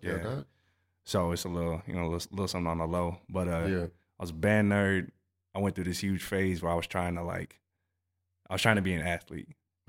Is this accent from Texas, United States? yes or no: yes; Harker Heights, Texas, United States; also born or lived in Southern California; he went to Fort Hood, you know, Killeen area. I grew up in Harker Heights.